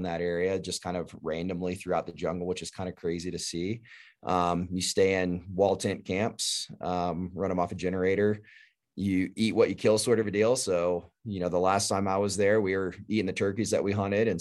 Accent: Texas, United States; I grew up in Texas

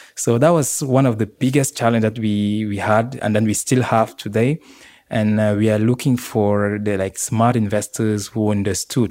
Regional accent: Yaoundé, Centre, Cameroon; moved away; also born or lived in Marseille, France; born and raised in, uh, Yaoundé, Cameroon

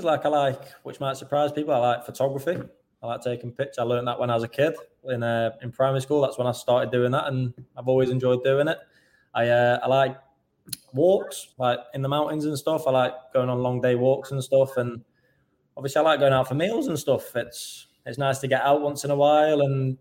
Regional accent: Stoke-on-Trent, West Midlands, United Kingdom; moved away as an adult; growing up in Stoke and having the love for Stoke

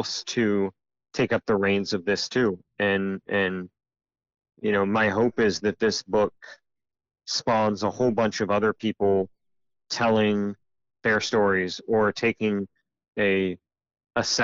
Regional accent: United States; as Americans, and especially as American men

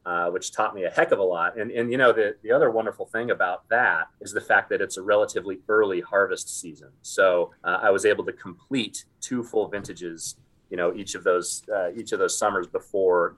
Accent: Sonoma, California, United States; I was born and raised in Sonoma.

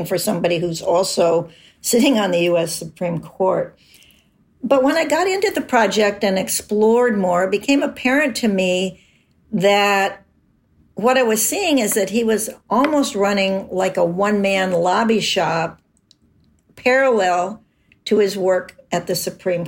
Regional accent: Wyoming, United States; moved away; also born or lived in Washington, D.C.; Wyoming, which is my home state

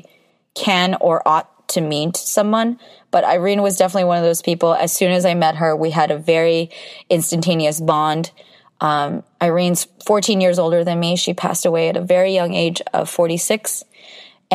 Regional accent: United States; being Korean American

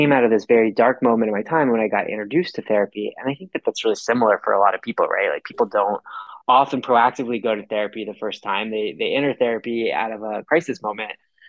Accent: Texas, United States; I grew up in Texas

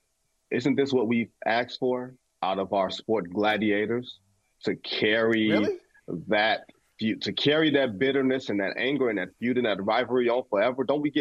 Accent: Detroit, Michigan, United States; born or raised there

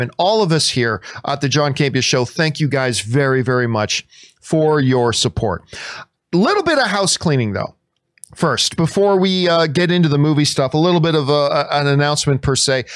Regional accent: Canada; I'm Canadian

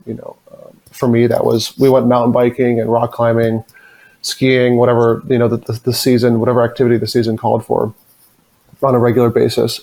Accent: suburb outside of Boston, Massachusetts, United States; I grew up, like you said, in a small suburban town. Well, it's not really that small, but small suburban town uh, outside of Boston

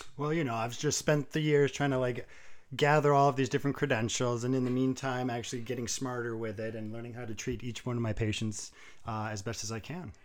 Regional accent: New England, United States; also born or lived in Vermont / New Hampshire / Massachusetts; I was born in Massachusetts. Um, I lived the first seventeen years of my life in Vermont, New Hampshire, and Massachusetts, kind of, like, all around through there

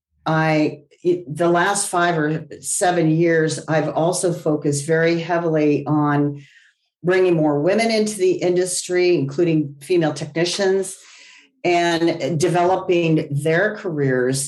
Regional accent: Los Angeles, California, United States; I grew up in the San Fernando Valley

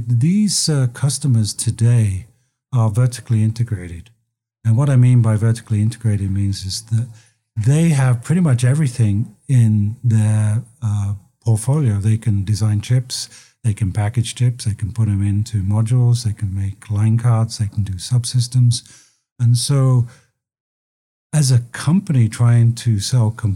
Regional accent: London, United Kingdom; moved away as an adult; now in United States; as you can probably tell from my accent, I came from London, but I came here in 1985

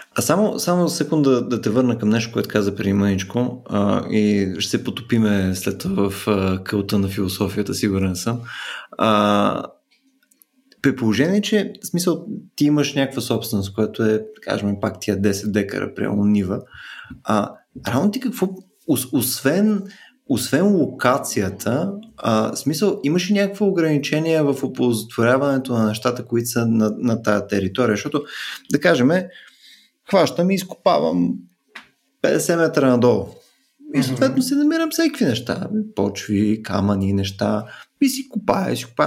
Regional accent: Bulgaria; ние сме българи

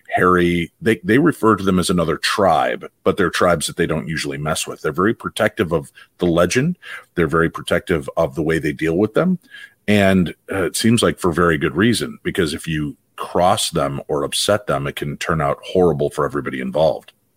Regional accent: Illinois, United States; growing up in Illinois

